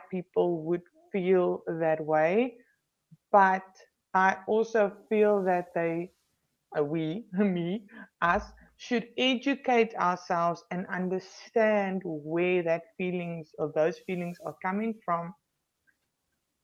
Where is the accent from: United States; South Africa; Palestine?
South Africa; Paarl, Western Cape; I was stationed at a station where, in Paul, it was my hometown at that time